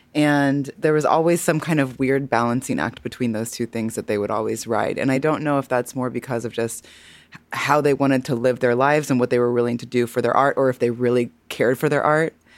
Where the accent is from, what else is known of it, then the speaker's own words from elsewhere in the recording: Missouri, United States; I, am a fellow Midwesterner, honey. I'm from Missouri